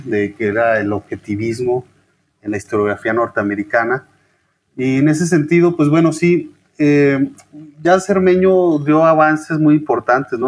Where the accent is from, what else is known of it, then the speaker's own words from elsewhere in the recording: Chihuahua, Mexico; moved away as an adult; also born or lived in Guadalajara / Mexico City / Michoacán; now in Querétaro, Mexico; por lo menos en mi caso como norteño, quizás que el norteño es muy particular, ¿no? Esa idea de eh, la distancia, el distanciamiento hacia el centro del país. Entonces para mí salirme de Chihuahua